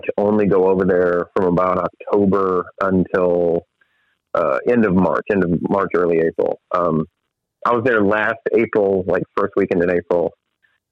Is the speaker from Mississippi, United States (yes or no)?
yes; Ocean Springs, Mississippi, United States; right here in my hometown of Ocean Springs